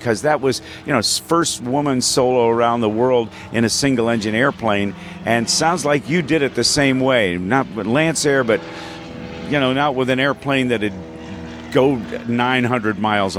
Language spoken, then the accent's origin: English; Columbus, Ohio, United States; And I grew up in Columbus, Ohio